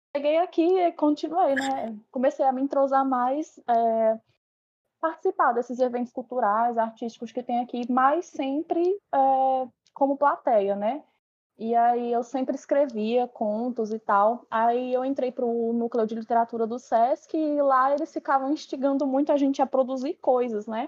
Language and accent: Portuguese; São Paulo, Brazil; now in Petrolina, Brazil; eu cresci em São Paulo